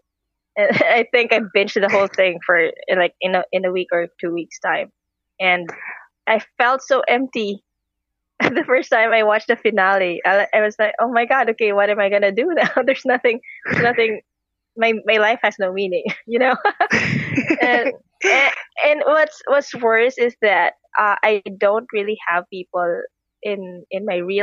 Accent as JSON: {"language": "English", "country": "Philippines", "said": "I'm from the Philippines"}